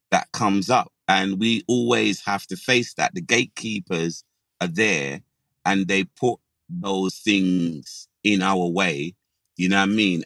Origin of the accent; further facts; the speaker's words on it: London, United Kingdom; also born or lived in Dulwich; the majority of my childhood was in Brixton